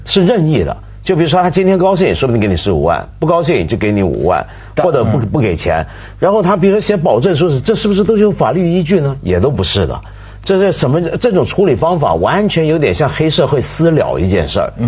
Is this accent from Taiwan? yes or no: no; China; 我们中国人